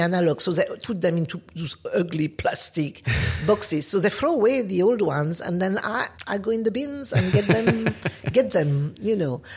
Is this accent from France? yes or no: yes; France; English is a second language; moved away as an adult; also born or lived in Paris; now in London, United Kingdom; I grew up in France